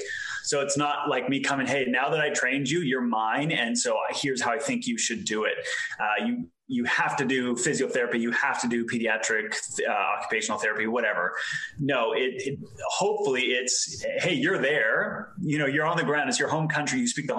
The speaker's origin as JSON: {"language": "English", "country": "Canada", "tie": "born or raised there", "also_born_or_lived": "Europe", "said": "I'm Canadian. So I grew up for part of my life in Canada, part of my life in Europe. So I definitely have no idea where I'm from anymore."}